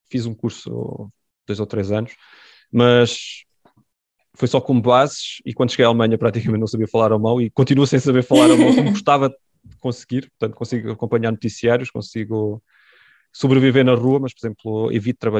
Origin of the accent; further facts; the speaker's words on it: France; born there; porque sou filho de imigrantes. Aliás, eu nem, nem sequer nasci em Portugal, nasci em França.